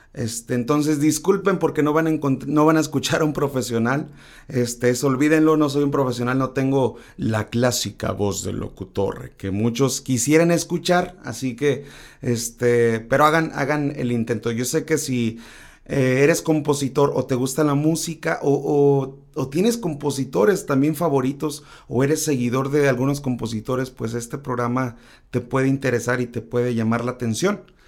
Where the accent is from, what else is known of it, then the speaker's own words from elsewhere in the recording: Tacámbaro, Michoacán, Mexico; now in Mazatlán, Mexico; soy originario de Tecámbaro, Michoacán, pero actualmente radico en Mazatlán, Sinaloa